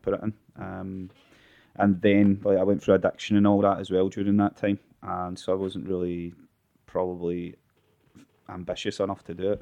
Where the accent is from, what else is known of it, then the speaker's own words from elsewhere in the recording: Glasgow, Scotland, United Kingdom; I'm from Balnok slash Bingburn in North